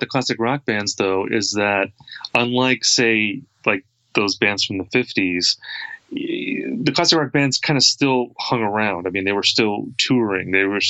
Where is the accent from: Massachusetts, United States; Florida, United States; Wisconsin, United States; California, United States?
Wisconsin, United States; I mean, I'm from the Midwest. I'm from Wisconsin.